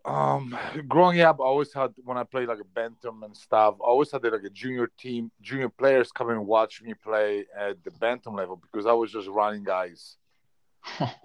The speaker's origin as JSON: {"language": "English", "country": "Poland", "tie": "born or raised there", "second_language": "English", "moved": "as an adult", "lives_now": "Canada", "said": "growing up in Poland, I worked in the Polish mines 3 times a week."}